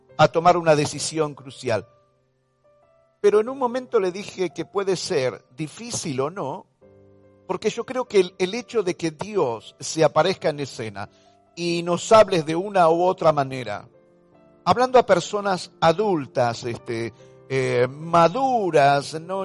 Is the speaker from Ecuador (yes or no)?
no; Argentina; todo lo que estamos experimentando como ciudadanos argentinos